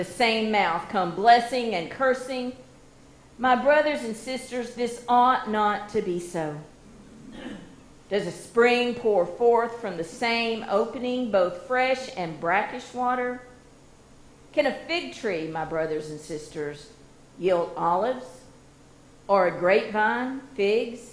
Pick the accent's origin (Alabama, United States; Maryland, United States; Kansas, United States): Alabama, United States; Hueytown; growing up on Hill Avenue, we had a road full of kids there in Hueytown